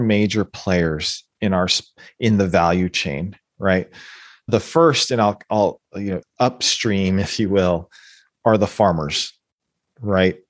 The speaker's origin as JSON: {"language": "English", "country": "United States", "tie": "born or raised there", "said": "being born and growing up, growing up in the United States"}